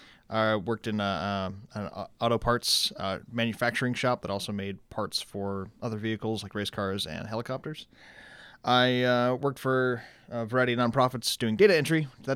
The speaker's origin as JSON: {"language": "English", "town": "Saginaw", "region": "Michigan", "country": "United States", "said": "But bartended in Saginaw, Michigan. I'm from Saginaw, started my master's program"}